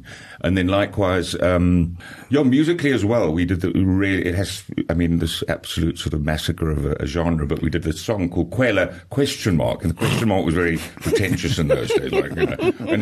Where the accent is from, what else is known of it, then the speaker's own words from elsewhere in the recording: Zambia; now in South Africa; I'm not South African born. I was born in Zambia.